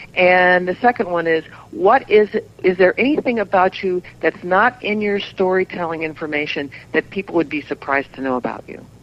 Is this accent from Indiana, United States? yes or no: yes; Southern Indiana, United States; moved away; I grew up in Southern Indiana